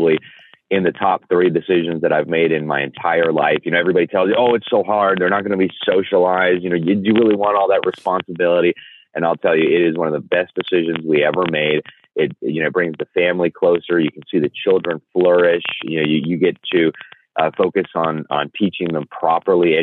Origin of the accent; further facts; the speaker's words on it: Mexico; now in United States; having grown up in Mexico